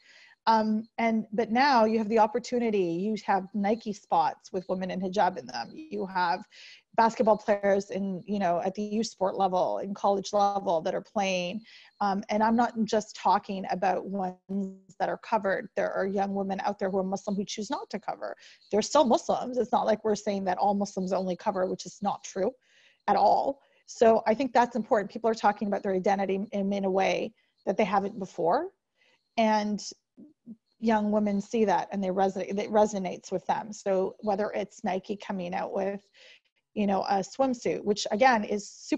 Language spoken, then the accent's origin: English; Canada; I was born in Canada